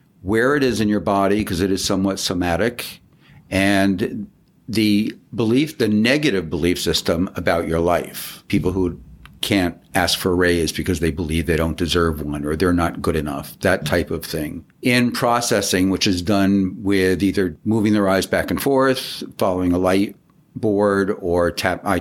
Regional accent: New York, United States; moved away as an adult; also born or lived in Long Beach / Santa Fe, New Mexico; now in Palm Springs, United States; I'm basically an East Coast guy. I lived in New York for 20 years

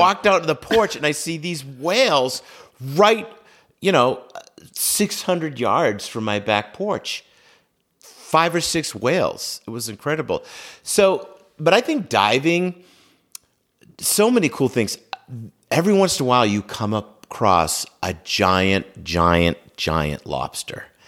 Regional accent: Norwell, Massachusetts, United States; I grew up in Norwell, Massachusetts, and have lived in the South Shore my entire life

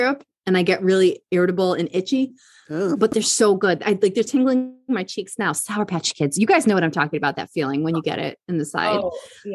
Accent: Buffalo, New York, United States; moved away; I grew up in Buffalo

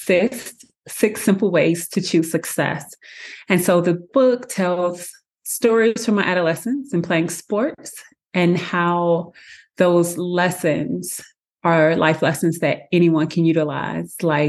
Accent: St. Louis, Missouri, United States; I am originally from St. Louis, Missouri.

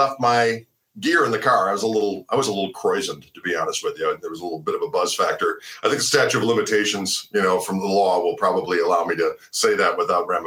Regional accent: Wauwatosa, Wisconsin, United States; I grew up in Wauwatosa.

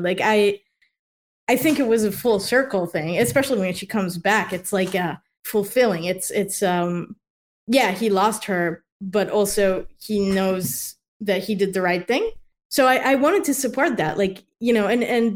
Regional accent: Israel; now in United States; I'm from Israel.

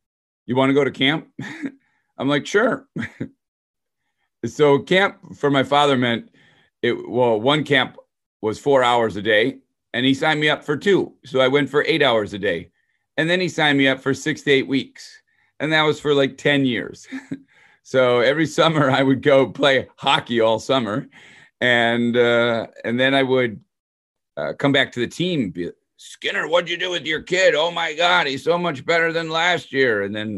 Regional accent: Detroit, Michigan, United States; So I grew up in Detroit, suburb of Detroit.

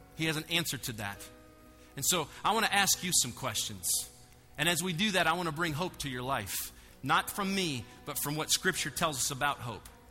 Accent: United States; I'm an American and a Christian

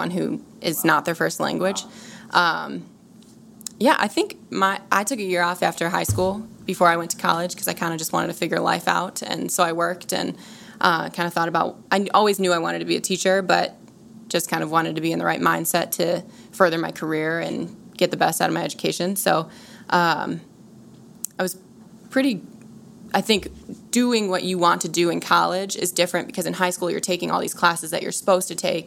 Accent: Glenview, Illinois, United States; I grew up in a suburb of Chicago called Glenview

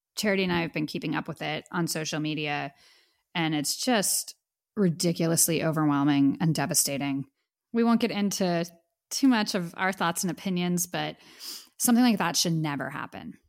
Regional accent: Pittsburgh, Pennsylvania, United States; moved away; my hometown of Pittsburgh

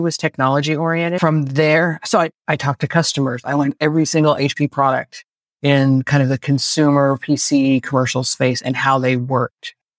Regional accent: Bay Area, California, United States; I'm a native Californian, born and raised in the Bay Area, still live here.

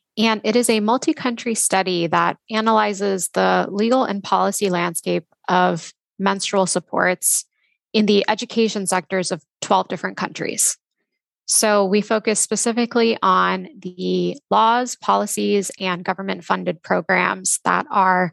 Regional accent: Texas, United States; now in Boston, United States; I'm from Texas and have kind of lived everywhere over the past decade or so

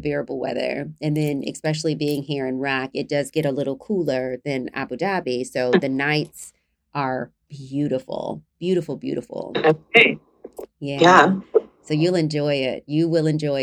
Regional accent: United States; now in United Arab Emirates; I'm from the States

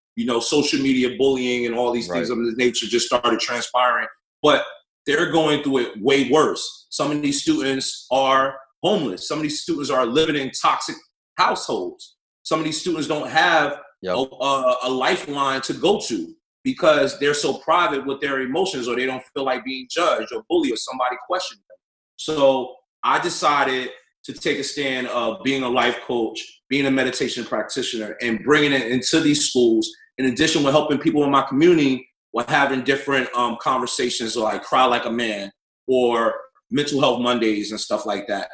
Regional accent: North New Jersey, United States; I'm born and raised in North New Jersey.

